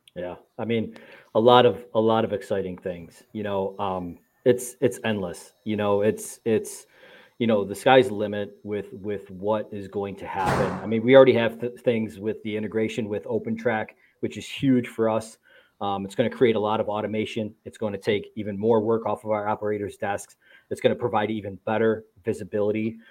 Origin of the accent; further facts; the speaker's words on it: Buffalo, New York, United States; I'm from Buffalo, New York